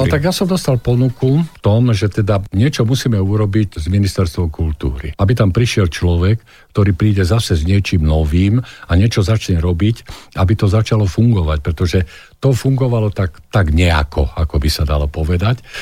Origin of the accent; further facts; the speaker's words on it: Záhorie, Slovakia; ja som vlastne zo Záhoria